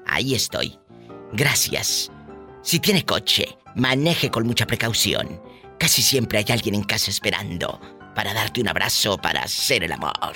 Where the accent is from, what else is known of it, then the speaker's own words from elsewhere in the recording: Tamaulipas, Mexico; Como dicen en mi tierra, ah, allá en, Tamaulipas o en, Matamoros o en Bronzeville